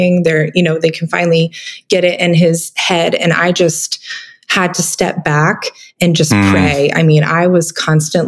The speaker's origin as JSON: {"language": "English", "region": "Vermont", "country": "United States", "tie": "born or raised there", "said": "I grew up in Vermont"}